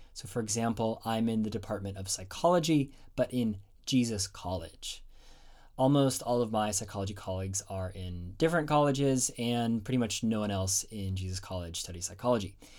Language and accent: English; United States; moved away as an adult; now in Oxford, United Kingdom; as an American